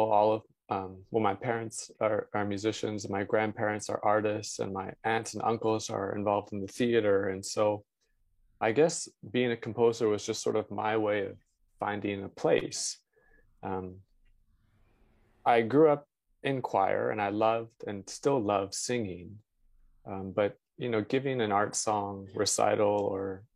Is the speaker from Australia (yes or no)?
no; London, Ontario, Canada; moved away as an adult; also born or lived in Vancouver, Canada / New York, United States / Toronto, Canada; I grew up in London, Ontario